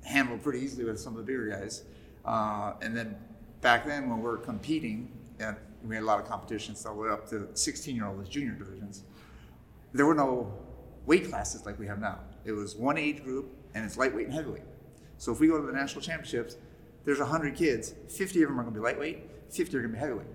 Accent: Chicago, Illinois, United States; Growing up in Chicago, he didn't want me getting into much trouble

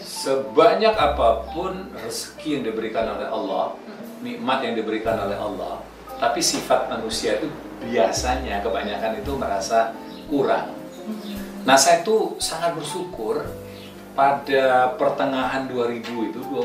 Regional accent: Palembang, South Sumatra, Indonesia; also born or lived in Indralaya; kami dari kampung Indralaya pindah ke Palembang

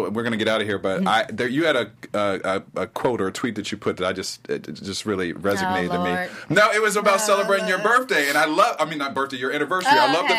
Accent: Ohio, United States; moved away; I'm from Ohio, so I'll be going to Ohio to visit my family.

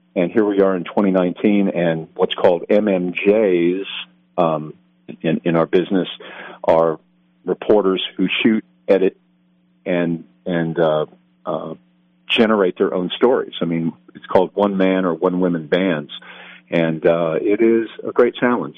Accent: Denver, Colorado, United States; now in Atlanta, United States; I was born and raised there

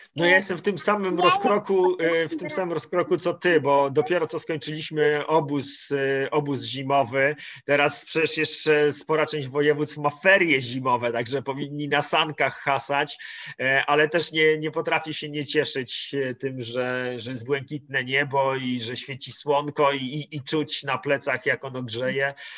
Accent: Masovian Voivodeship, Poland; Ja, ja jestem z Mazowsza

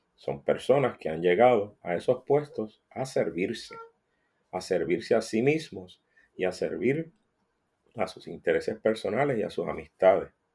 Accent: Puerto Rico; como puertorriqueño

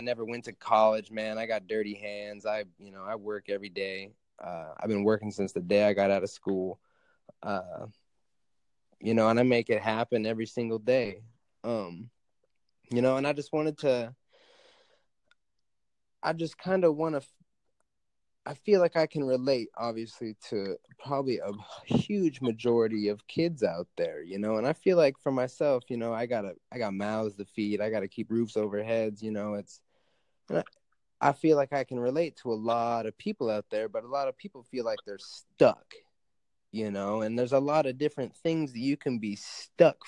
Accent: Alaska, United States; I live in Alaska. I grew up in Alaska.

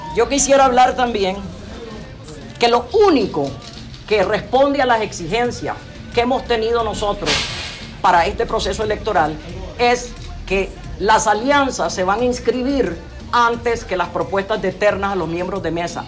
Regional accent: Nicaragua; los nicaragüenses

